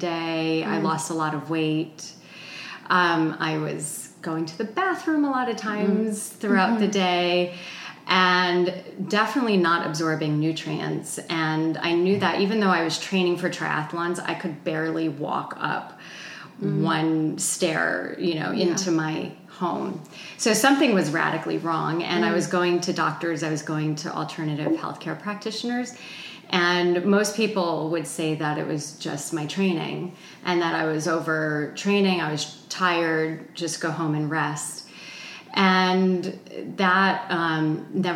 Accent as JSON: {"language": "English", "region": "New Jersey", "country": "United States", "tie": "born or raised there", "also_born_or_lived": "Boulder, Colorado", "moved": "as an adult", "said": "I grew up in New Jersey"}